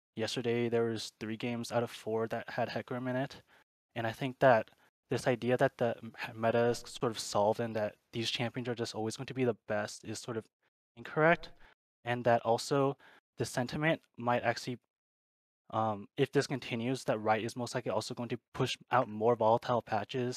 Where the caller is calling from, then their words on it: Orange County, California, United States; I'm calling from Orange County, California